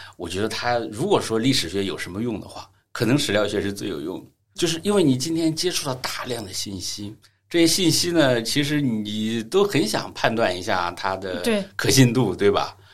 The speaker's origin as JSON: {"language": "Chinese", "country": "China", "said": "我们中国人"}